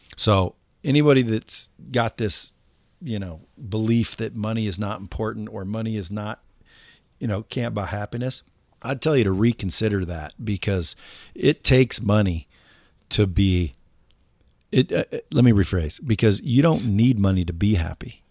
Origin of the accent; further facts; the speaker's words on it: Cottage Grove, Oregon, United States; I come from a small town called Cottage Grove, Oregon.